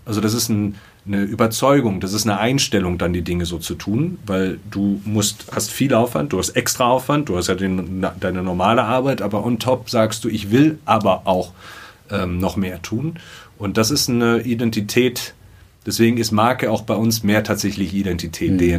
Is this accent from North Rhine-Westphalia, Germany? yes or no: yes; Dortmund, North Rhine-Westphalia, Germany; Ich bin gebürtiger Dortmunder